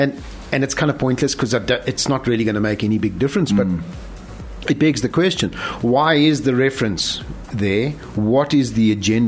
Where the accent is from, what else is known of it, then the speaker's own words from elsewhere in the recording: South Africa; how is it that the government doesn't refer to us as South African?